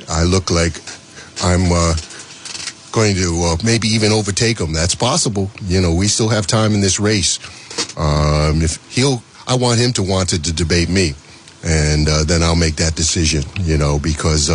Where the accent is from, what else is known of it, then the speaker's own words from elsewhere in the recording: Providence, Rhode Island, United States; I'm from Providence, born and raised, fourth generation.